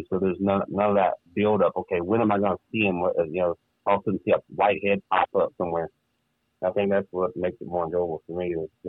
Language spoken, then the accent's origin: English; the South, United States; growing up in the South, as soon as your parents felt you were, I guess, mature enough to carry a gun